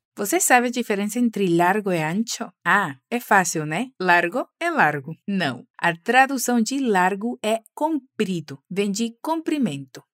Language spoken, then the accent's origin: Spanish; Venezuela; tu profe venezolana aquí en Fluency Academy